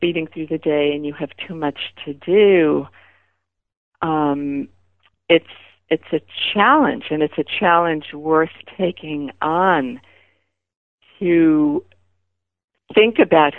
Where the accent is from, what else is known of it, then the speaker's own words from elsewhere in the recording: New York City, New York, United States; growing up in Brooklyn